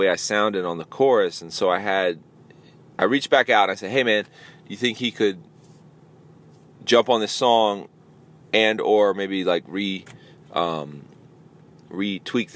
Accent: Tampa, Florida, United States; my hometown of Tampa, Florida

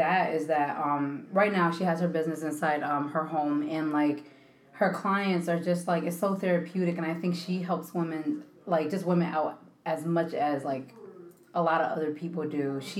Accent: Connecticut, United States; born or raised there; also born or lived in Philadelphia, Pennsylvania / Kissimmee, Florida

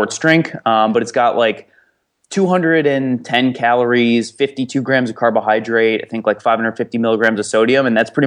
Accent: Glenview, Illinois, United States; moved away as an adult; also born or lived in Iowa City, Iowa; I'm from Chicago originally, but I went to school in Iowa City, so I've been there for the last four years

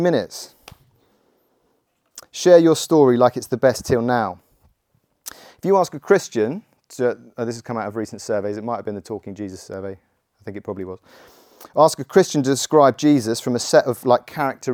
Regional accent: Godalming, South East England, United Kingdom; I grew up in Godalming

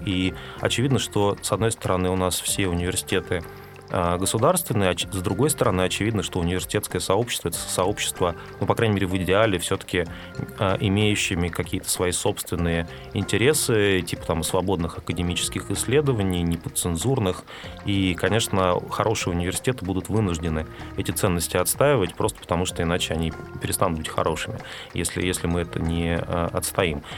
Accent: Siberia, Russia; moved away as an adult; now in Moscow, Russia; я, я рос с подростком в Сибири

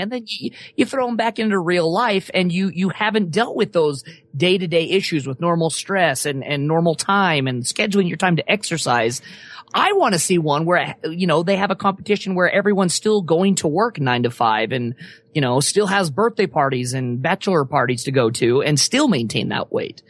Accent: Wyoming, United States; moved away; I grew up in Wyoming

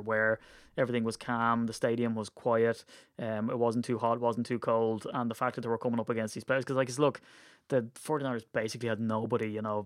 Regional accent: Ireland; as an Irishman

